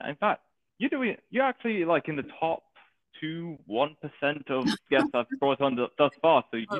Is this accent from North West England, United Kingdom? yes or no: yes; Manchester, North West England, United Kingdom; I'm British. I'm from Manchester.